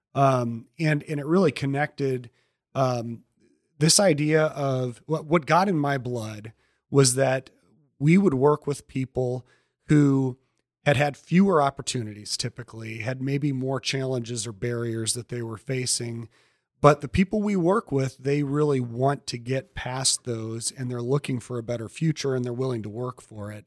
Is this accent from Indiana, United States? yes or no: yes; Elkhart, Indiana, United States; also born or lived in Goshen; I grew up in Elkhart